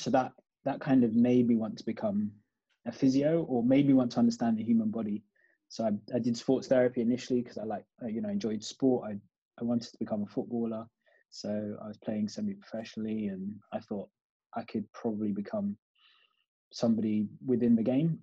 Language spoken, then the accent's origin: English; United Kingdom; also born or lived in Kampala, Uganda; I was brought up there till I was four, and then came to the UK I've lived in the UK since then